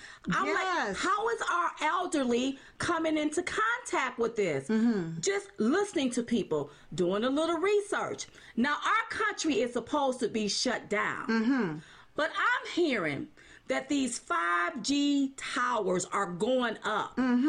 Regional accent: United States

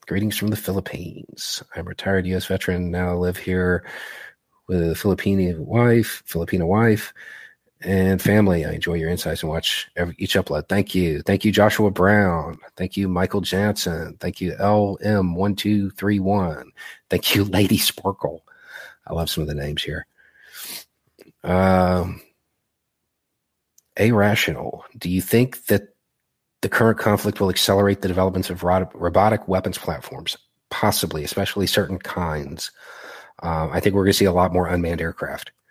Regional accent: Melitopol, Zaporizhzhia Oblast, Ukraine; English is a second language; now in United States; I'm originally from Melitopol.

